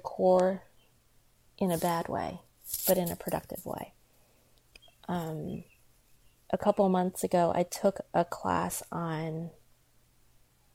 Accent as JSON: {"language": "English", "country": "United States", "tie": "born or raised there", "said": "I'm Chinese American, I was born in America"}